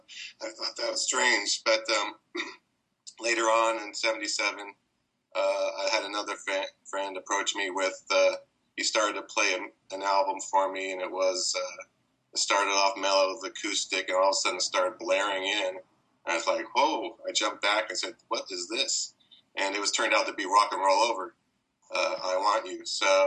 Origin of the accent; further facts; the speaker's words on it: San Francisco Bay Area, California, United States; I'm from the San Francisco Bay Area